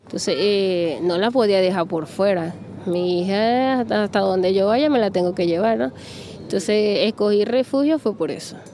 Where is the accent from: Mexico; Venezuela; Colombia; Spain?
Venezuela; El Tigre, Anzoátegui; moved away as an adult; now in Brazil; vengo del Tigre, estado Suárez